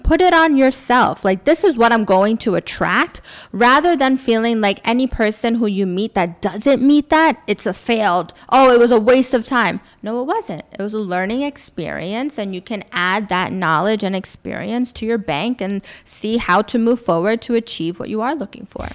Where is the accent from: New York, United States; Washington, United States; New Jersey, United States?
New York, United States; first language English; moved away as an adult; also born or lived in Florida / Indiana; now in Dubai, United Arab Emirates; I was born in Florida, but I grew up in New York